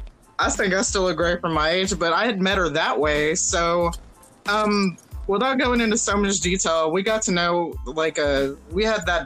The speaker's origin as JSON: {"language": "English", "town": "Houston", "region": "Texas", "country": "United States", "said": "I'm from Houston, but from a very affluent part of Houston"}